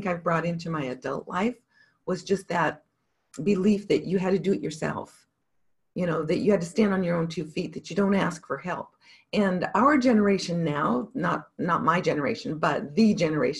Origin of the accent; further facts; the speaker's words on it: Montana, United States; I grew up in Montana